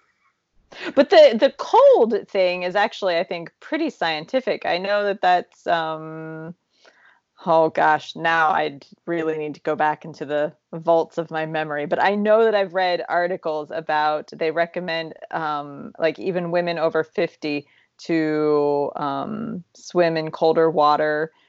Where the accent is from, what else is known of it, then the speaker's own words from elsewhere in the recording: Appalachia, United States; as Appalachian as I am